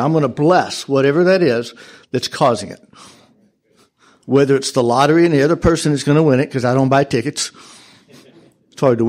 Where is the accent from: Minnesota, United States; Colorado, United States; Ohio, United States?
Colorado, United States; I'm from Colorado